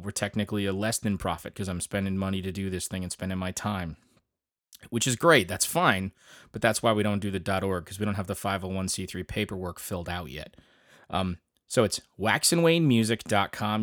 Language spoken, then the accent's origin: English; Grand Ledge, Michigan, United States; my hometown of Grand Ledge, Michigan